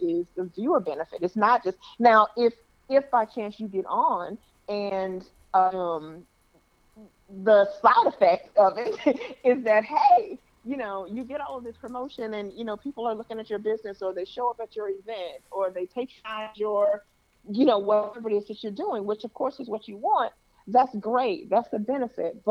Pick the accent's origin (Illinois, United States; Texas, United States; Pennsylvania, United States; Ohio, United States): Illinois, United States; Chicago; moved away as an adult; also born or lived in Toledo / Detroit; now in Los Angeles, United States; having been born and raised in Chicago